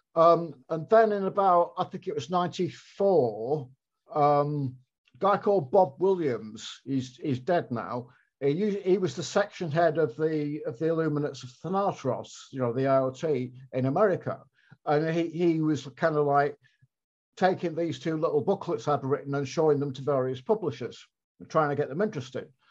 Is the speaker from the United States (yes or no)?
no; Blackpool, North West England, United Kingdom; moved away; Blackpool, which is where I was from and where I was back living